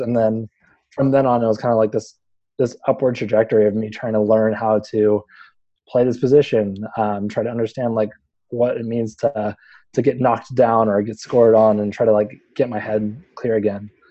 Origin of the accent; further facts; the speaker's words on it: Houston, Texas, United States; moved away; I grew up in Houston. I spent most of my life in Houston